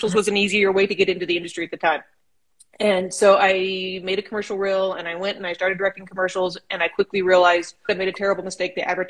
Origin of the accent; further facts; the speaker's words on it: Edison, California, United States; moved away as an adult; also born or lived in San Diego / London / Nairobi; now in Los Angeles, United States; I grew up in a town of 203 people. Yeah, it's small. Outside of Bakersfield. It's called Edison